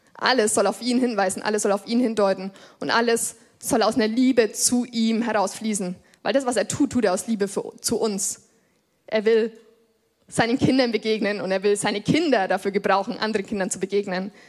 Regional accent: Lichtenfels district, Bavaria, Germany; Ich bin hier im Landkreis geboren und ich glaube, seitdem ich so fünf oder sechs Jahre alt bin, gehen meine Eltern hier in diese Gemeinde. Ich bin quasi hier groß geworden

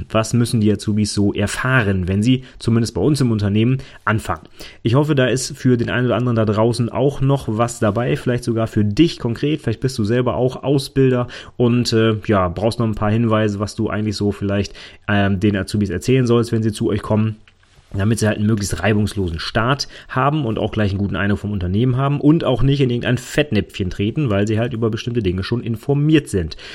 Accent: Northern Germany, Germany; Ne, bei uns im Norden, da sagen auch wirklich Moin.

